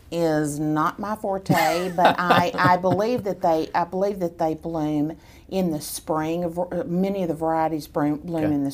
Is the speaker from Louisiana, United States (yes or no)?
no; Killeen, Texas, United States; born there; And so I was uh, I was born in Killeen.